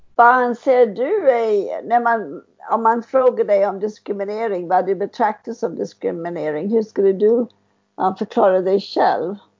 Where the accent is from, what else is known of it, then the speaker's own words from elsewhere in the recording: United States; Swedish is a second language; now in Sweden; Jag är från USA, amerikanskt då.